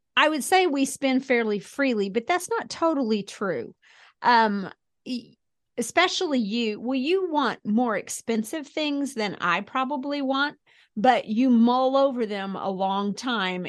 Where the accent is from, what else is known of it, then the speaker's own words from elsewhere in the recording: Springfield, Missouri, United States; I grew up in Springfield, went to school at Mizzou